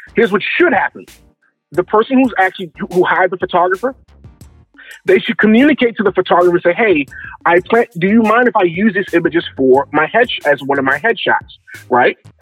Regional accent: Baltimore, Maryland, United States; I'm originally from Baltimore, Maryland

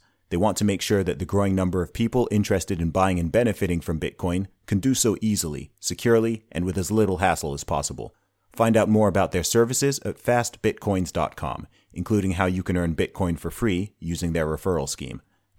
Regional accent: Saudi Arabia; now in United Kingdom; I'm from here, but I grew up in Saudi Arabia, and I went to an American school.

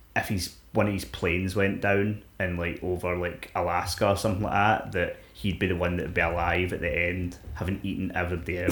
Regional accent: Scotland, United Kingdom; We're fucking Scottish.

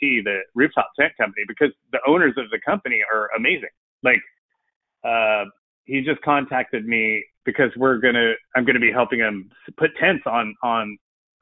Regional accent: Southern California, United States; moved away; I grew up in Southern California

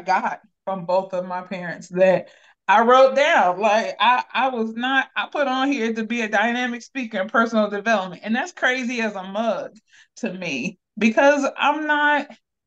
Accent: Akron, Ohio, United States; I'm from Akron, Ohio.

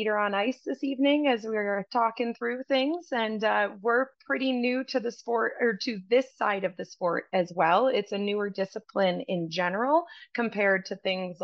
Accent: upstate New York, United States; moved away as an adult; now in Spokane, United States; I'm originally from New York, and like many in the upstate New York area, winters were very, very long

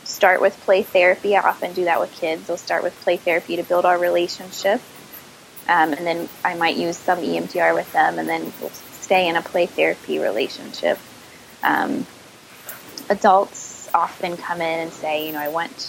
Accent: Midwest, United States; now in Virginia, United States; I'm from the Midwest

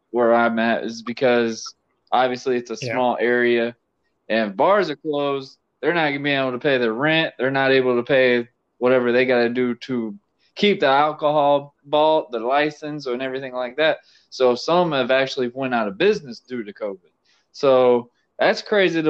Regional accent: United States; me being an American

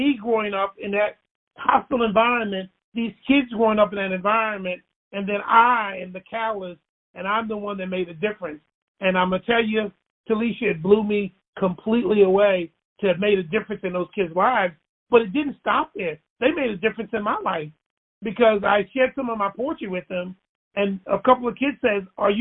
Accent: Baltimore, Maryland, United States; I grew up in Baltimore

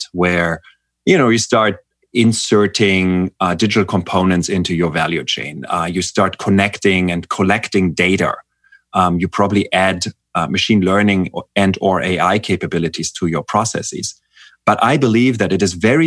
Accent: Germany; I'm from Germany

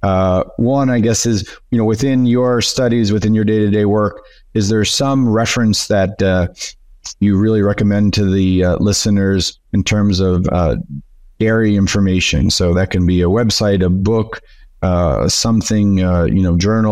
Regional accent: Northern New York, United States; now in Torreon, Mexico; originally I'm from Northern New York

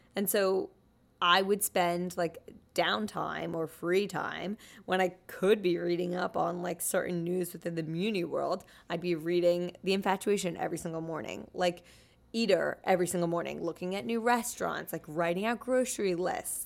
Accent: New Jersey, United States; moved away as an adult; also born or lived in Pennsylvania; now in New York, United States; I grew up in New Jersey

